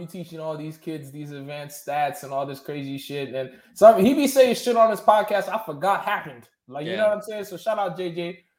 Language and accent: English; Suffolk County, Long Island, New York, United States; I'm from Suffolk County, Long Island, bro.